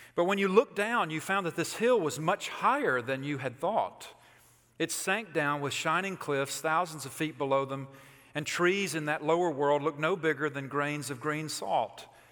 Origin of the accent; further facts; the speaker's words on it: Alabama, United States; moved away; I'm from Alabama